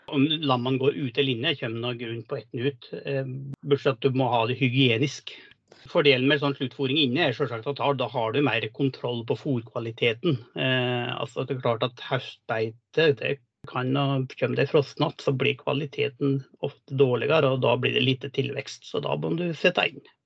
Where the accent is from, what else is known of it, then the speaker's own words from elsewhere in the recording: Lesja, Innlandet, Norway; moved away; Jeg kommer opprinnelig fra Lesja i Nord-Gudbrandsdalen. Og oppvokste på en gard der med storfe og sau.